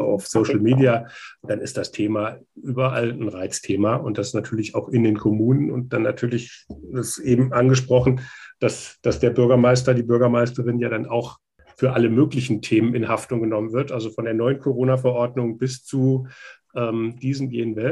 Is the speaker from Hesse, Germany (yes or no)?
yes; North Hesse, Germany; ich bin selber in Nordhessen im ländlichen Raum groß geworden